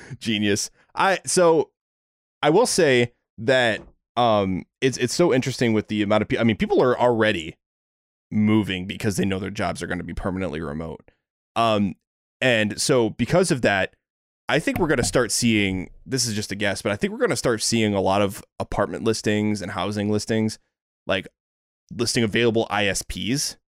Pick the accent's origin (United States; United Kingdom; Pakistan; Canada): United States; Seattle, Washington; I'm from Seattle